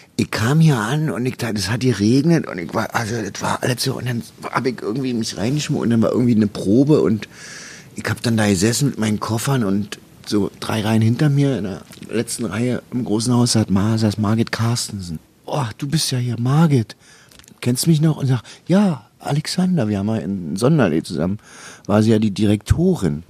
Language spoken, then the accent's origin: German; East Germany, Germany; ich komme aus dem Osten